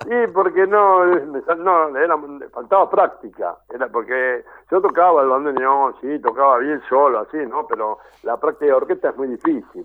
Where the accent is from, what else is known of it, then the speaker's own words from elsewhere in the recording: Rosario, Santa Fe, Argentina; now in Buenos Aires, Argentina; me fui a Rosario, porque yo soy de Rosario